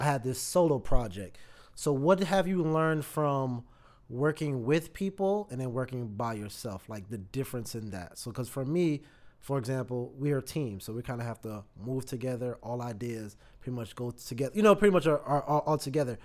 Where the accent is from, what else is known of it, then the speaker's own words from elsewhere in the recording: Raleigh, North Carolina, United States; moved away; I'm actually originally from Raleigh